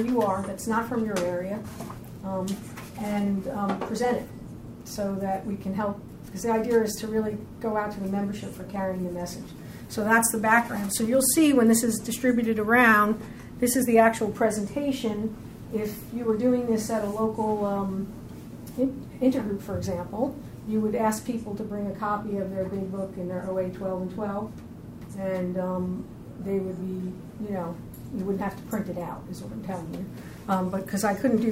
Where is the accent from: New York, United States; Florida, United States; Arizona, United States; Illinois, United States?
New York, United States; Long Island; I come from Long Island, which is not a small place, but I come from a small town